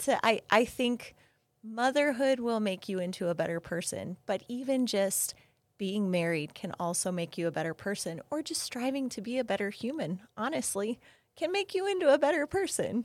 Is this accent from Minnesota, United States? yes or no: yes; Minnesota, United States; moved away; I grew up in Minnesota